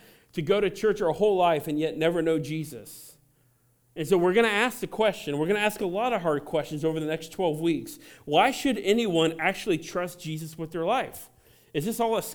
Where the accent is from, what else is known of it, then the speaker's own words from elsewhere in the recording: Cincinnati, Ohio, United States; I grew up in Cincinnati